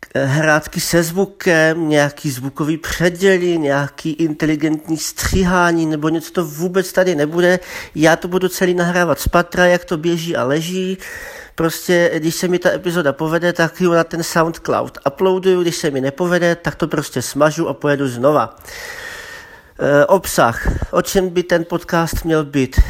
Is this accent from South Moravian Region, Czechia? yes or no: yes; Brno, South Moravian Region, Czechia; also born or lived in Zlín; pocházím ze Zlína, ale bydlím v Brně už od první třídy, od základky